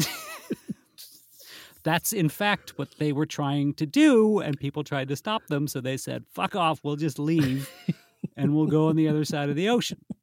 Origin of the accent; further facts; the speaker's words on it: Wisconsin, United States; moved away as an adult; now in London, United Kingdom; I'm from Wisconsin originally